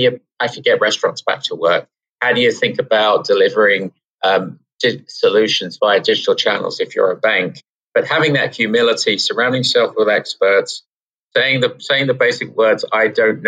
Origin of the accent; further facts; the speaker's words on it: England, United Kingdom; now in New York City, United States; we're from England